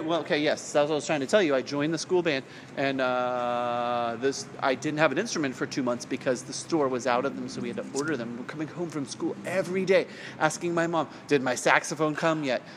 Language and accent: English; Salinas, California, United States; I grew up in Salinas, which is at the time was under seventy five thousand people population